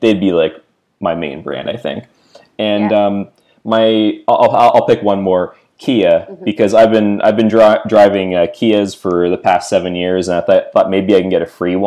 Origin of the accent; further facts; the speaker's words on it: Mississauga, Ontario, Canada; moved away; I'm originally from Mississauga near Toronto